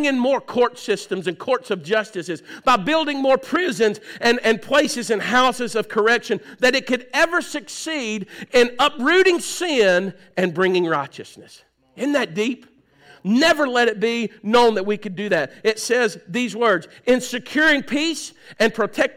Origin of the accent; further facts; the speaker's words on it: United States; we in the United States